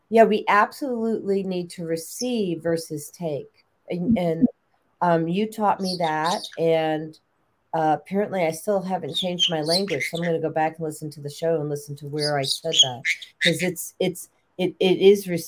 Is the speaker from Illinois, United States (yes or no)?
yes; Chicago, Illinois, United States; Also, I grew up in Chicago and Lake Michigan.